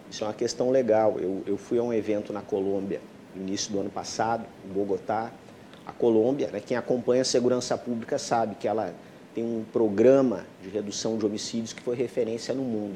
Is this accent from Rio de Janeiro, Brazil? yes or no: no; Rio Grande do Sul, Brazil; moved away as an adult; eu era gaúcho